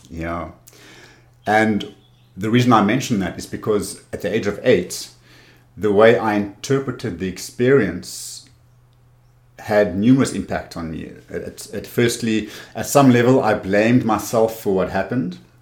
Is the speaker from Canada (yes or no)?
no; Cape Town, Western Cape, South Africa; also born or lived in Windhoek, Namibia; I moved to Cape Town when I was eight years old